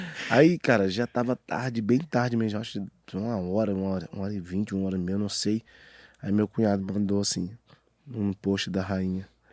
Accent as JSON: {"language": "Portuguese", "town": "Aparecida de Goiânia", "region": "Goiás", "country": "Brazil", "tie": "born or raised there", "also_born_or_lived": "Arapoema, Tocantins"}